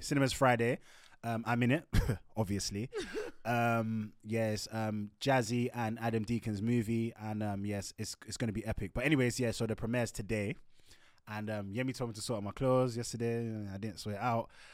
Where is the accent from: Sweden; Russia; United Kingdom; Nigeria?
Nigeria; We're Nigerian